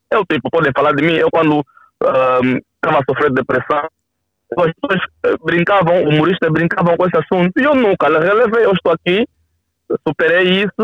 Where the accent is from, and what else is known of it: Cazenga, Luanda Province, Angola